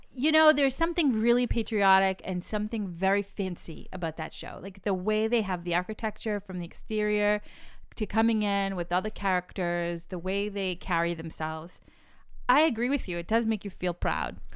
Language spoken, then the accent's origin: English; New England, United States; I'm from New England